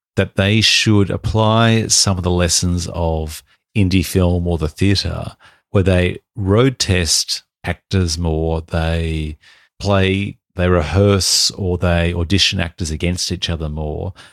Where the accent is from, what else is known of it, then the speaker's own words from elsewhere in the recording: Australia; We're Australian